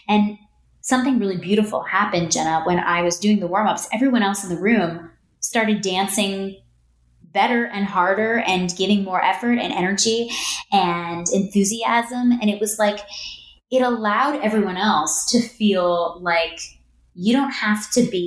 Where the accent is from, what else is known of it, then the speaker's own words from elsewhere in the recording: New Jersey, United States; moved away as an adult; also born or lived in New York City; I grew up in New Jersey